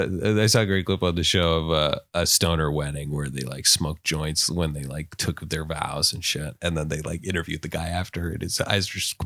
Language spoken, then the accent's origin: English; Seattle, Washington, United States; I'm from Seattle.